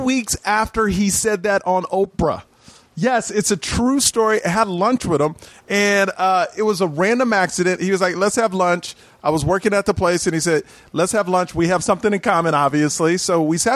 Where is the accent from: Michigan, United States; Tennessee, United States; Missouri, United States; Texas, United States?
Texas, United States; Houston; now in Los Angeles, United States; I grew up in Houston, Texas, all white school